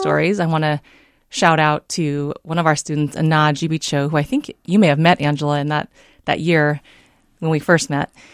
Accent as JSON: {"language": "English", "town": "San Diego", "region": "California", "country": "United States", "tie": "born or raised there", "also_born_or_lived": "Davenport, Iowa", "moved": "as an adult", "lives_now": "Minnesota, United States", "said": "I was raised in San Diego"}